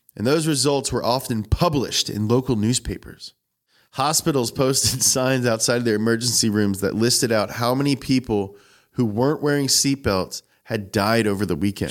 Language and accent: English; New Hampshire, United States; I'm from New Hampshire